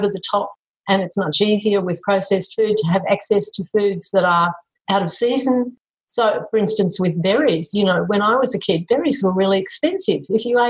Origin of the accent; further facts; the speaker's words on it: Italy; Because we come from Italy and that's what people do.